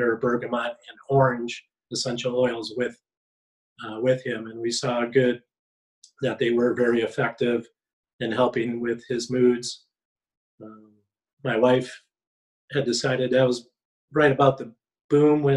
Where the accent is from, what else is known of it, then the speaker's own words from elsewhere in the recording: Marshfield, Wisconsin, United States; moved away as an adult; also born or lived in Colorado; now in Valparaiso, United States; I'm from Marshfield, Wisconsin.